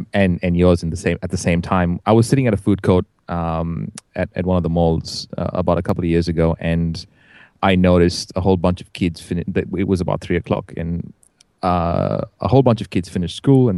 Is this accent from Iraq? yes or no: no; India; I'm Indian, right?